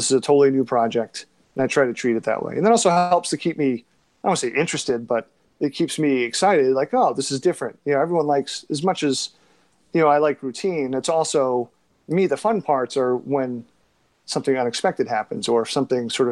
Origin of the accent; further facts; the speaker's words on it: Beverly, Massachusetts, United States; also born or lived in Rhode Island / Vermont / Boston; I grew up in Beverly, Massachusetts, which is 20 miles north of Boston